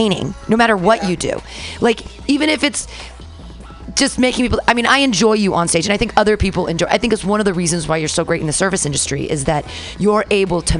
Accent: United States; growing up in America

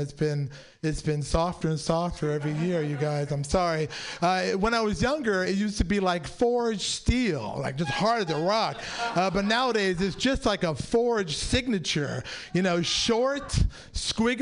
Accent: San Francisco, California, United States; I'm a native San Franciscan, but besides me being Pakistani, I was born and raised.

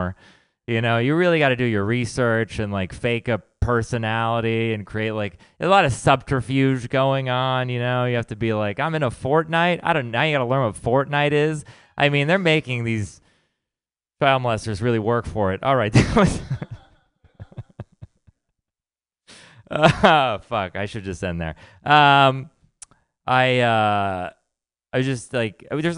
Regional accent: Texas, United States; now in San Francisco, United States; we're from Texas

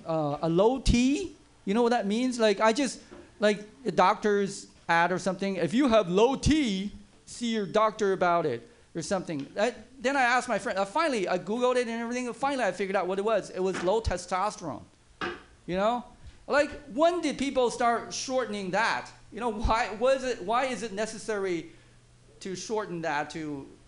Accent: East Coast, United States; now in San Francisco, United States; A lot of liberal people, and I have friends who I came from East Coast.

